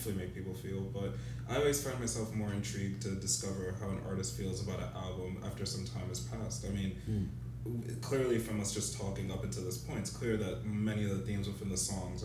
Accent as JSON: {"language": "English", "country": "United States", "said": "being an American"}